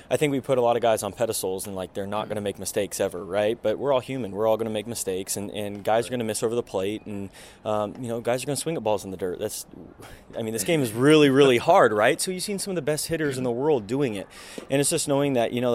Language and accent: English; outside Sacramento, Northern California, United States; I grew up in Northern California here, just outside of Sacramento, kind of between Sacramento and Tahoe, up in the foothills